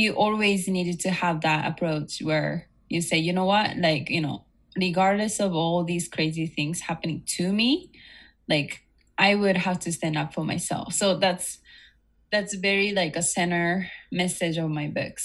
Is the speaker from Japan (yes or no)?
yes; Japan; also born or lived in United States; I was born and raised in Japan, and I also lived in the States.